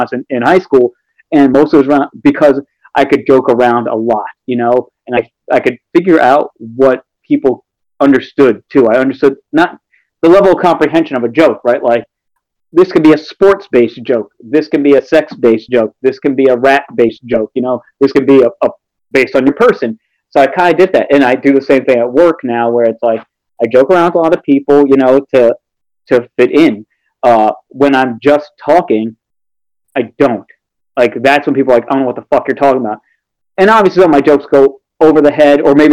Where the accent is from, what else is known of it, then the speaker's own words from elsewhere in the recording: New York City, New York, United States; also born or lived in Brooklyn; now in Albany, United States; growing up in New York City, around a lot of black people